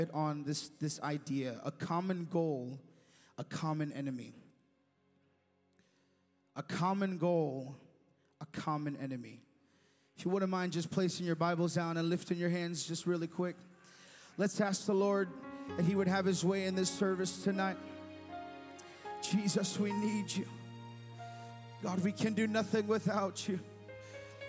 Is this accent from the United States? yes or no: yes; United States; an American citizen